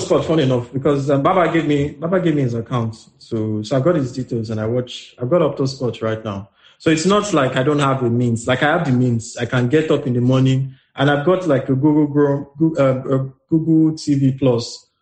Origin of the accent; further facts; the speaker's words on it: Nigeria; as a Nigerian